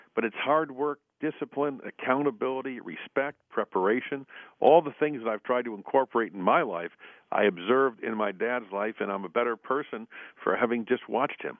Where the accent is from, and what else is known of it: Buffalo, New York, United States; born or raised there; now in Washington, United States